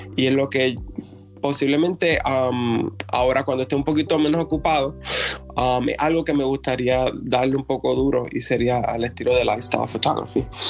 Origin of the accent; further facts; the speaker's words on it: Puerto Rico; moved away as an adult; now in Georgia, United States; llevo aquí en Georgia um, hace siete años. Um, salí de Puerto Rico um, cuando terminé mis estudios